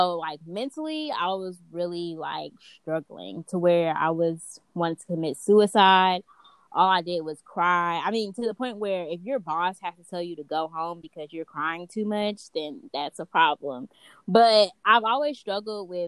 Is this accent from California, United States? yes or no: no; Huntsville, Alabama, United States; I'm from Huntsville, Alabama.